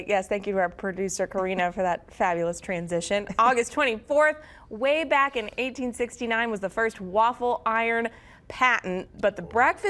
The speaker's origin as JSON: {"language": "English", "region": "Missouri", "country": "United States", "tie": "born or raised there", "moved": "yes", "said": "when I was growing up in Missouri"}